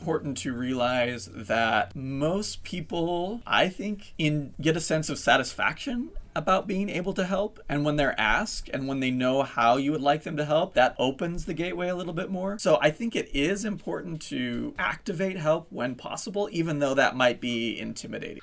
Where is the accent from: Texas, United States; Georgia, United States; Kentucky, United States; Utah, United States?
Utah, United States; moved away; I grew up in Utah